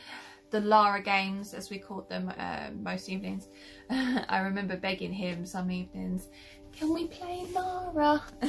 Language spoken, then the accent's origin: English; London, United Kingdom; now in Maidstone, United Kingdom; I am 28, the same age as Lara in her first adventure. I was born in London, but I now live in Maidstone in Kent.